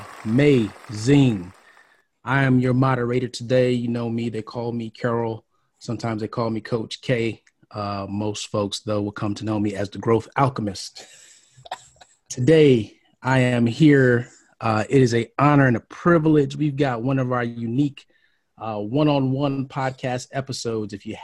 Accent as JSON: {"language": "English", "town": "Brooklyn", "region": "New York", "country": "United States", "tie": "born or raised there", "also_born_or_lived": "Miami, Florida", "moved": "yes", "said": "I was born in Brooklyn"}